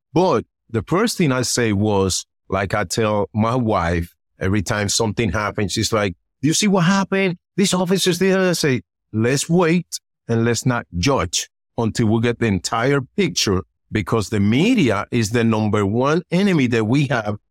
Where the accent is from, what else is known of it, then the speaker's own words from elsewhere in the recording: Puerto Rico; moved away; also born or lived in Dominican Republic; I was born in Dominican Republic, and then in my early years, I was raised in Puerto Rico